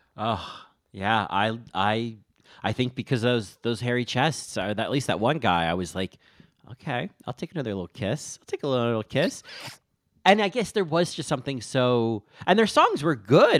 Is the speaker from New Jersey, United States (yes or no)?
yes; Rahway, New Jersey, United States; I'm from Rahway